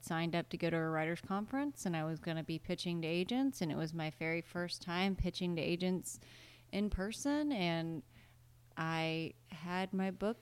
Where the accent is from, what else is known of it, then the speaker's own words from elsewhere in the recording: Iowa, United States; I was from Iowa